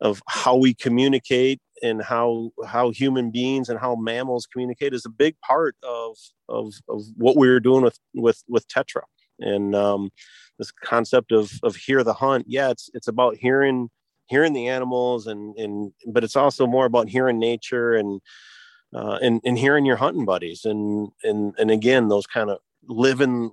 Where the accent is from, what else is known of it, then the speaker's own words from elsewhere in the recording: Michigan, United States; I was born and raised in Michigan